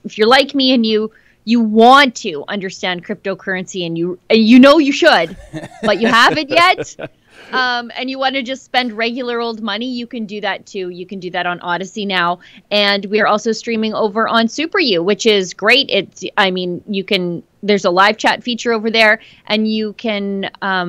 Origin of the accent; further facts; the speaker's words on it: Fort Saskatchewan, Alberta, Canada; I'm from Fort Saskatchewan. We don't have escalators here